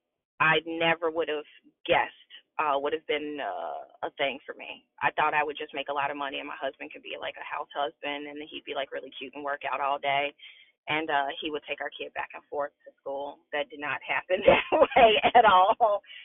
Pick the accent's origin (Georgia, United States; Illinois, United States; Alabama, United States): Illinois, United States; Chicago; moved away as an adult; now in West Central Indiana, United States; I was born and raised in Chicago